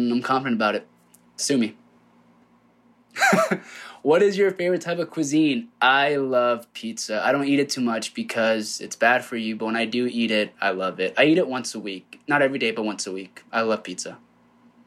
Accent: Rancho Cucamonga, California, United States; I grew up in Rancho Cucamonga, Southern California

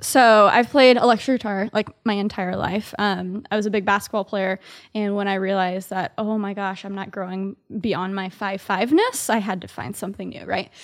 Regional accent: Dallas, Texas, United States; moved away as an adult; now in New York City, United States; I grew up in Dallas, Texas. So I'm a Southerner living here in New York City. So I've been in New York for four years

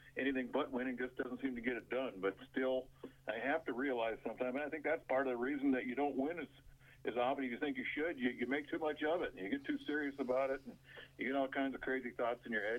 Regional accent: Duluth, Minnesota, United States; moved away; I grew up in Duluth, Minnesota

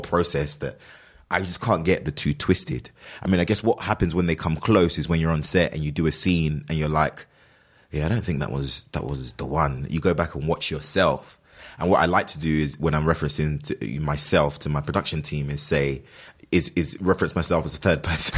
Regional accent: London, United Kingdom; I grew up, I was born and raised in London.

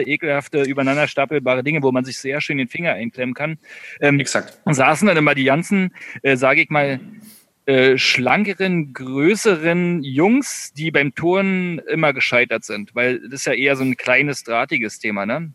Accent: East Germany, Germany; also born or lived in Berlin; wir kommen ja beide aus dem Osten

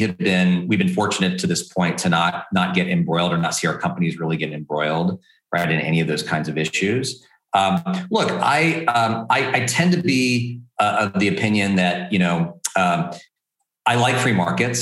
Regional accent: Texas, United States; as a Texan

